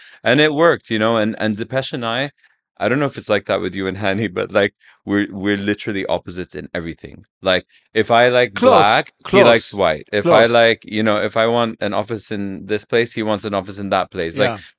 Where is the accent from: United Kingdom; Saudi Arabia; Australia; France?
Saudi Arabia; I grew up in Saudi.